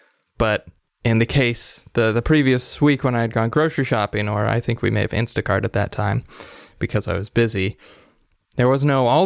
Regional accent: Ohio, United States; we're from Ohio, the Buckeye state

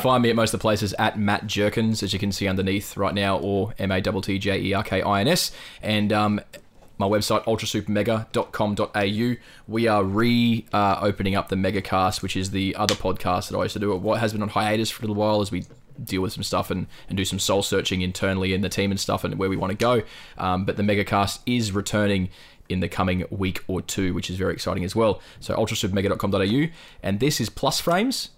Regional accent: North Queensland, Australia; I'm from North fucking Queensland

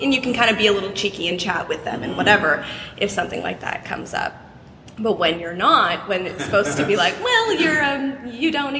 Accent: Eastern Townships, Quebec, Canada; there was a few companies where I grew up in the Eastern Townships in Quebec

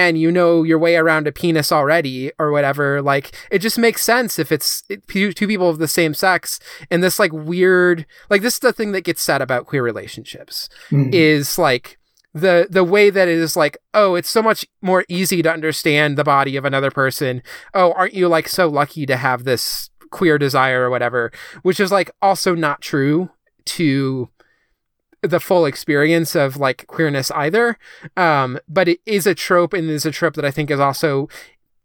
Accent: Midwest, United States; growing up in the Midwest

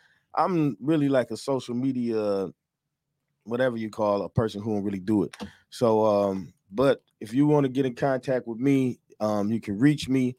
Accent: Detroit, Michigan, United States; I'm from the east side of Detroit, y'all.

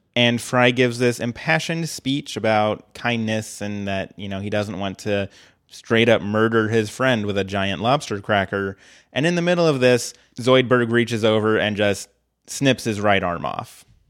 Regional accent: Colorado, United States; I grew up in Colorado

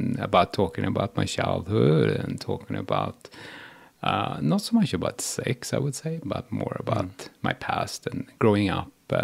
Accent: Sweden; also born or lived in Iran; So I was adopted from Iran. So when I was 2 years old, I went to Sweden. And then I grew up with Swedish people

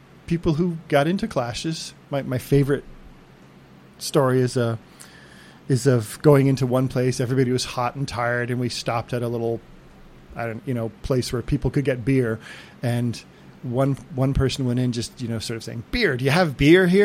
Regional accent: near Boston, Massachusetts, United States; moved away; also born or lived in California; I grew up near Boston.

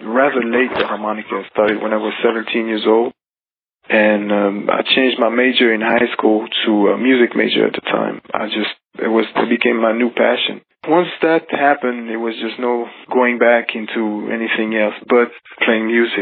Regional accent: Geneva, Switzerland; I grew up in Switzerland, in Geneva, and kind of outside of Geneva, a little bit on the countryside

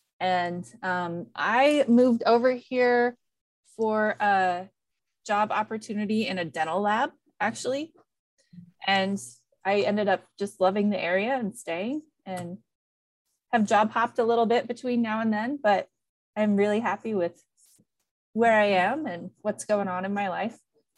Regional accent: Iowa, United States; moved away as an adult; now in Omaha, United States; So I am not a Nebraskan. I am an Iowan. So I actually grew up about 2 hours east of Omaha, but I am a Midwesterner. I grew up on a farm that was like 15 miles outside of the nearest small town.

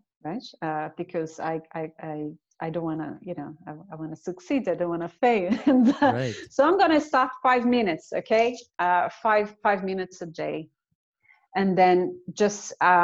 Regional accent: Brazil; now in Cork, Ireland; I'm originally from Brazil. So all my family is in Brazil, but I live with my husband in Cork.

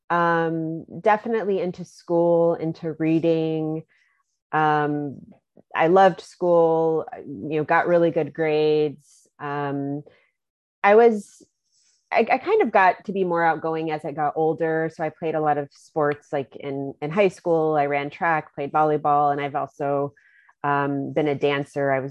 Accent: Germany; also born or lived in Virginia, United States; Um, did most of my growing up in Germany. That was ages 10 to 18.

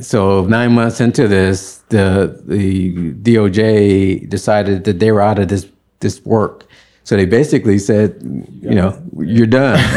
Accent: Birmingham, Alabama, United States; moved away as an adult; now in San Francisco, United States; all of my schooling, school years, elementary through college, was in Alabama

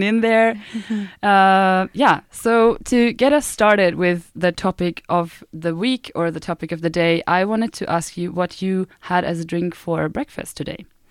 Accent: Bamberg, Bavaria, Germany; English is a second language; now in Sweden; I grew up in the south of Germany, in Bavaria, and I grew up in this tiny beer town called Bamberg.

